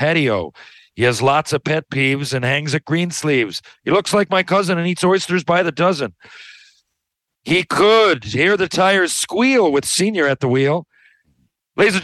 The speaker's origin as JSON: {"language": "English", "town": "St. John's", "region": "Newfoundland and Labrador", "country": "Canada", "tie": "born or raised there", "said": "my hometown of St. John's, Newfoundland"}